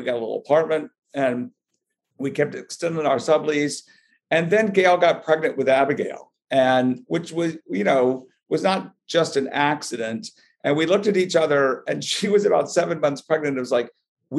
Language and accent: English; Dallas, Texas, United States; moved away as an adult; also born or lived in Richardson, Texas; now in New York City, United States; being born and raised in Dallas, and my parents were both from Arkansas